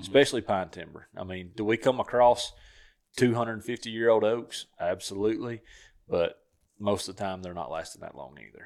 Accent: Southern Tennessee, United States; where I grew up hunting in Southern Tennessee

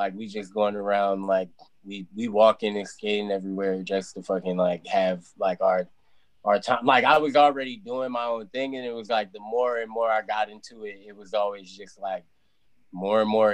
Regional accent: Virginia, United States; I'm from Virginia

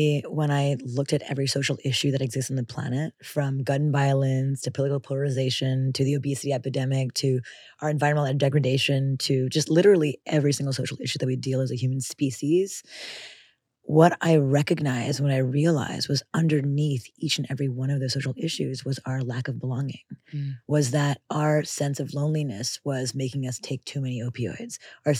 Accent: Montreal, Quebec, Canada; in Canada, where we grew up in Montreal, with literally not a single relative.

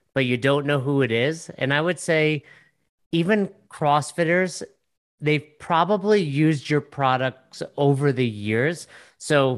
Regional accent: Northeast, United States; I'm from the Northeast

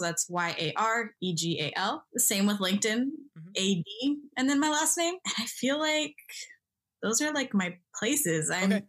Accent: Midwest, United States; I resonated with a lot growing up in the Midwest.

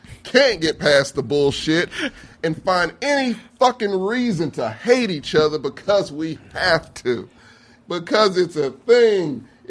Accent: Michigan, United States; I come from Michigan.

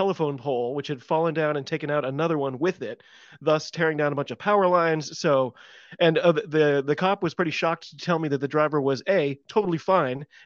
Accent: United States; I'm an American rugby fan

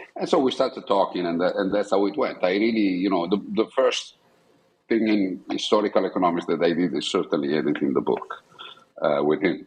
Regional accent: Buccinasco, Lombardy, Italy; also born or lived in Milan; so I was born in Milan, Italy, um, and I grew up in a small town outside Milan, which is called Buccinasco

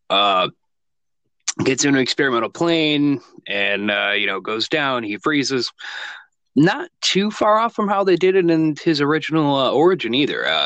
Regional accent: United States; So, as you can tell, uh, we're from America, obviously.

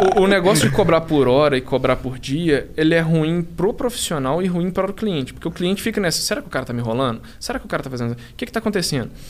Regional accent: Belo Horizonte, Minas Gerais, Brazil; moved away as an adult; now in São Paulo, Brazil; nós dois somos de Belo Horizonte

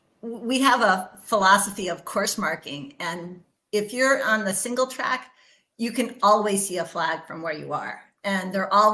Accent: Western Massachusetts, United States; moved away as an adult; also born or lived in New Jersey; now in Maine, United States; I was born in Western Massachusetts, went to school in New Jersey for mechanical engineering

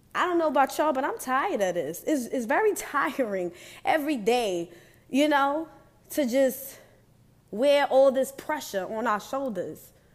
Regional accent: New York, United States; I'm from New York

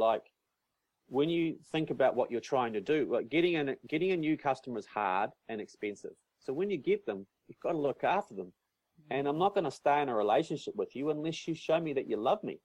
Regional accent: North Island of New Zealand, New Zealand; moved away; also born or lived in Christchurch, New Zealand / South Island, New Zealand; I moved from Christchurch up to the North Island of New Zealand, where I'm originally mm. from

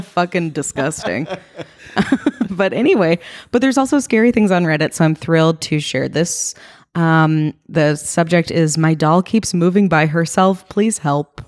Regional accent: East Coast, United States; moved away as an adult; now in West Coast, United States; I grew up on the East Coast.

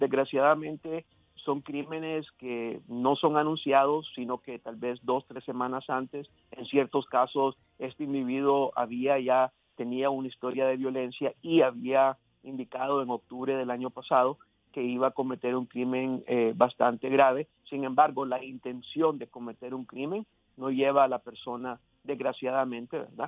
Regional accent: Miami, Florida, United States; moved away; yo crecí en Miami

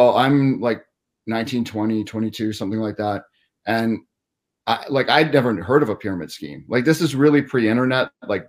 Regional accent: Cobourg, Ontario, Canada; also born or lived in Cornwall / Hollywood; Yeah, I was born in Cornwall, Ontario, kind of near Montreal. And then I grew up just in a suburb of Toronto, a small town called Cobourg.

